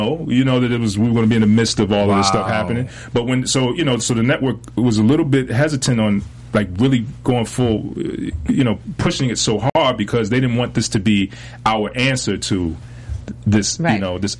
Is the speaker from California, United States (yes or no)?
no; Fayetteville, North Carolina, United States; also born or lived in Philadelphia; Well, no, I grew up in Fayetteville, North Carolina, affectionately known as Fayetteknow.